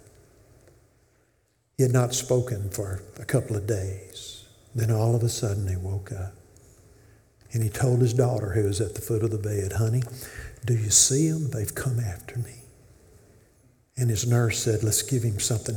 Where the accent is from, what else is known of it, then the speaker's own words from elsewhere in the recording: Memphis, Tennessee, United States; now in Corinth, United States; I grew up in Memphis